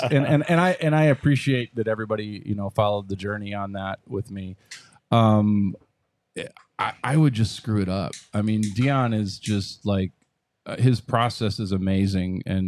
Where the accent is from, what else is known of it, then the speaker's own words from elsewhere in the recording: Wisconsin, United States; moved away; I was from Wisconsin originally